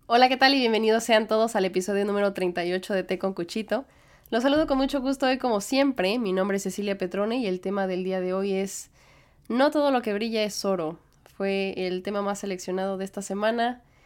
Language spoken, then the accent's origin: Spanish; Mexico; moved away as an adult; now in New York, United States; soy mexicana